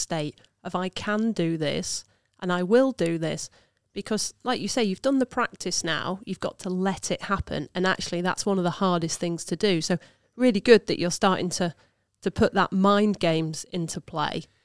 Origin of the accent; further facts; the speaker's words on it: Lincolnshire, East Midlands, United Kingdom; I'm from Lincolnshire